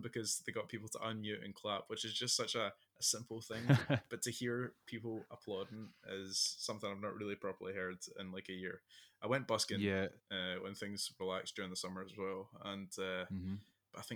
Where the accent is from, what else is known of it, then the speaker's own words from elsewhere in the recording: Glasgow, Scotland, United Kingdom; I grew up in Glasgow